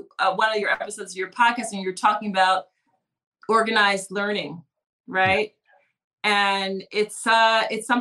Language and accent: English; Philadelphia, Pennsylvania, United States; I'm from Philly, so we have a front step stoop culture